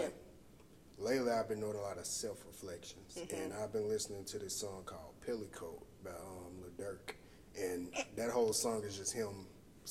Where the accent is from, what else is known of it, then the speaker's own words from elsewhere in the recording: Laurel, Mississippi, United States; also born or lived in Hattiesburg, Mississippi; where I come from Laurel, Mississippi, born and raised. Even though I was born in Hattiesburg, but I definitely claim Laurel.